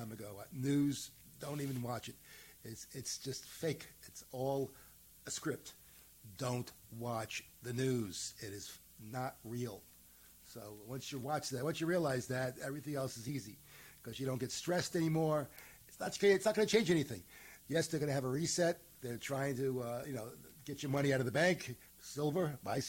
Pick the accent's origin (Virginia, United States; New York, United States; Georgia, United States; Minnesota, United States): New York, United States; Utica; I was born in Utica.